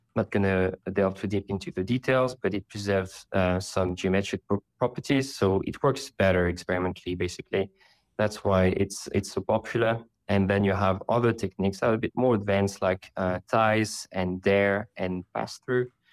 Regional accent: Paris, Île-de-France, France; now in London, United Kingdom; I'm currently based in London, but I come from Paris

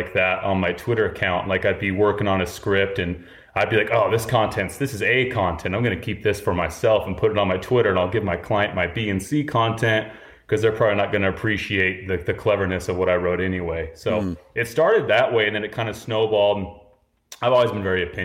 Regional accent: Salt Lake City, Utah, United States; moved away as an adult; also born or lived in Moab, Utah; now in New York, United States; I grew up in Salt Lake City

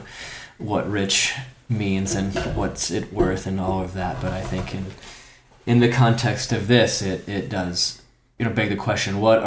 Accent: St. Louis, Missouri, United States; I grew up in St. Louis

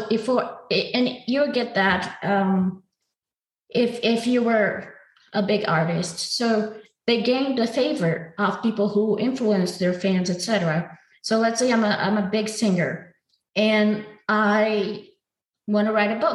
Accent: Brazil; my hometown has violence levels higher than war zones

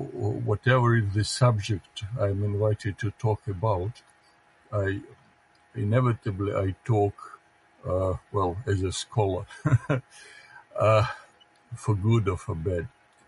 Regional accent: Russia; first language Russian; English is a second language; I'm more Russian than anything else, because my mother tongue is Russian

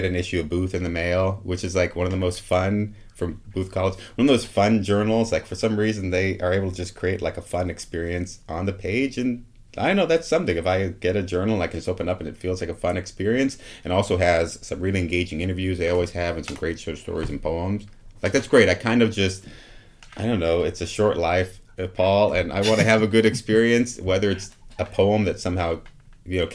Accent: Oregon, United States; I'm from Oregon. I'm from the woods.

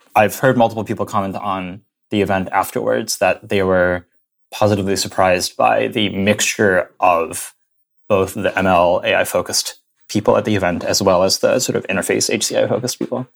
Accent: Indiana, United States; moved away as an adult; also born or lived in San Francisco Bay Area; now in New York, United States; I grew up in Indiana, in the middle of nowhere, near Purdue University, a little suburb

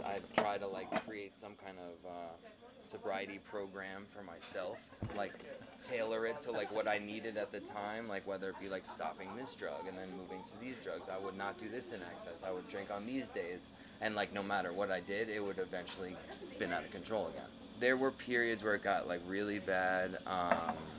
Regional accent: New York City, New York, United States; I was born in Brooklyn

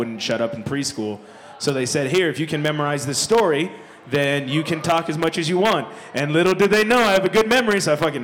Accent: Nebraska, United States; now in Denver, United States; we're from Nebraska

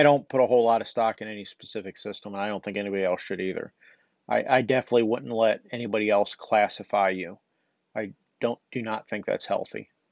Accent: United States; I'm American

